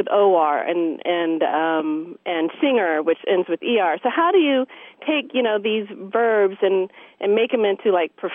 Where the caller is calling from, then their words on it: San Diego, California, United States; I'm from San Diego.